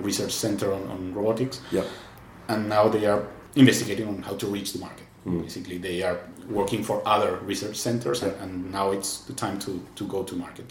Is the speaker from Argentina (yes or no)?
yes; Argentina; moved away as an adult; now in Barcelona, Spain; I'm from Argentina